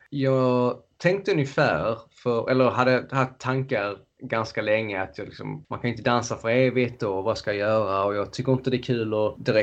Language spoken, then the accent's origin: Swedish; Löddeköpinge, Skåne, Sweden; moved away as an adult; also born or lived in Malmö; now in London, United Kingdom; som ni hör så är jag född i, i Sverige, i Skåne i, utanför Lund kan man säga, Löddeköpinge, eller ännu mindre eh, ett ställe som är mindre än Löddeköpinge. Liten